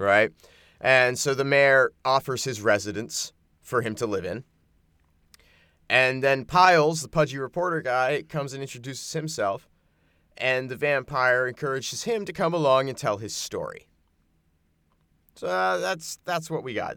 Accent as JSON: {"language": "English", "region": "American Southwest", "country": "United States", "tie": "born or raised there", "said": "I grew up in the American Southwest"}